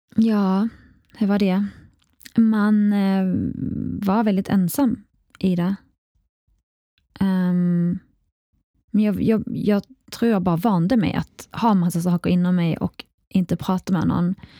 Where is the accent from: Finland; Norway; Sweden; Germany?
Sweden; Kristianstad, Skåne; also born or lived in Iraq; jag är uppväxt i Skåne